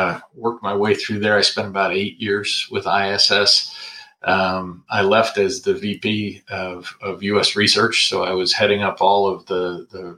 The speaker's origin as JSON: {"language": "English", "town": "Corning", "region": "New York", "country": "United States", "tie": "born or raised there", "also_born_or_lived": "Westchester County, New York / Hanover, New Hampshire", "moved": "as an adult", "lives_now": "Washington, D.C., United States", "said": "I was born in Westchester County, New York, right outside of New York City. Grew up in Corning, New York, which is central in the state of New York, up in the Finger Lakes region"}